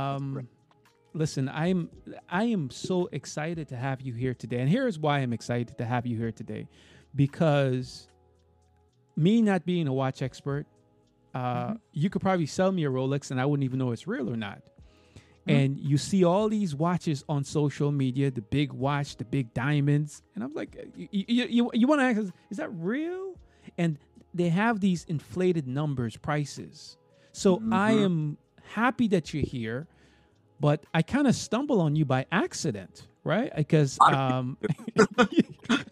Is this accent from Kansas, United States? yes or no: no; New York City, New York, United States; I'm from Crown Heights